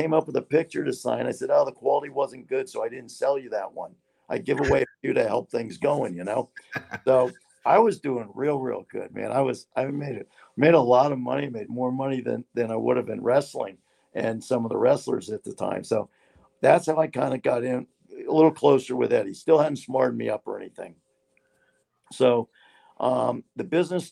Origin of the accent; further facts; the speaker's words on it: Hialeah, Florida, United States; I grew up in Hialeah.